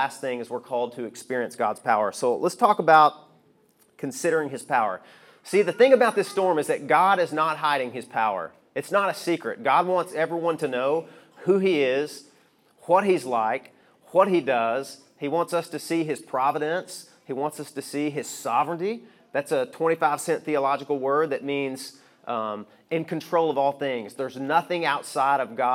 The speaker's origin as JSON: {"language": "English", "region": "Arkansas", "country": "United States", "tie": "born or raised there", "moved": "yes", "said": "I grew up in Arkansas."}